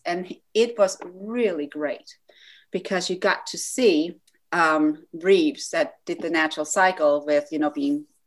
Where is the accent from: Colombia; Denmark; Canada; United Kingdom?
Denmark; moved away as an adult; now in United States; I grew up in Denmark